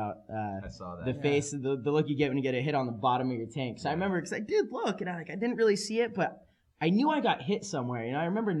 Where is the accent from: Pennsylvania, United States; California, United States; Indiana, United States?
California, United States; San Diego; I'm a kid from San Diego